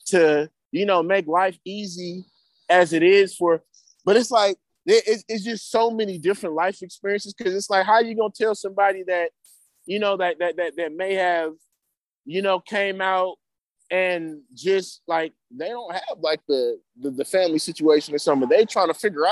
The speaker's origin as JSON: {"language": "English", "town": "Berkeley", "region": "California", "country": "United States", "tie": "born or raised there", "said": "growing up in Berkeley and around this good schooling"}